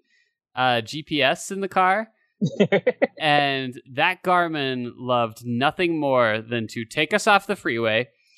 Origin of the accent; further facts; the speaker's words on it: Utah, United States; I'm from Utah